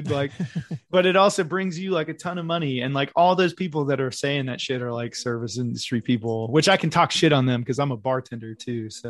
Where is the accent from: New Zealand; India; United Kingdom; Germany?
Germany; Berlin; I was stationed in Germany because I'm from Berlin originally